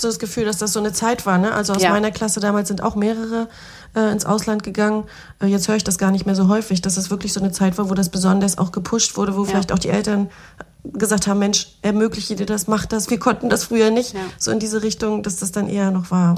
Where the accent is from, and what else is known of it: Schwerin, Mecklenburg-Vorpommern, Germany; born or raised there